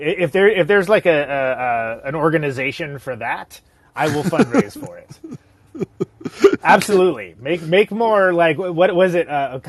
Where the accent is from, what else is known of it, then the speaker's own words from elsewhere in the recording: United States; I am a musician. I am a podcaster, and I am American.